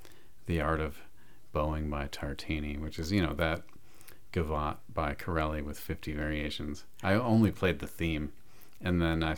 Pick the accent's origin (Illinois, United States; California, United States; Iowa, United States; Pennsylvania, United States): Illinois, United States; Downers Grove; I grew up in Downers Grove.